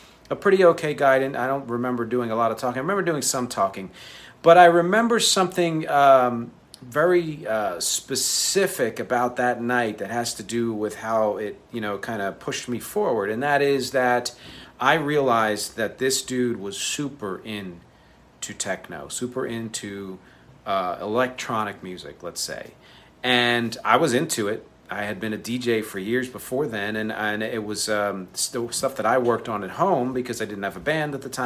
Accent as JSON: {"language": "English", "town": "Philadelphia", "region": "Pennsylvania", "country": "United States", "tie": "born or raised there", "said": "I was born in Philly"}